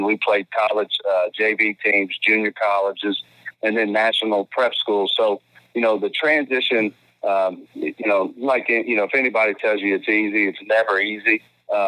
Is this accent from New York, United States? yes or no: no; Georgetown, Kentucky, United States; I grew up in Georgetown, Kentucky, 40 minutes away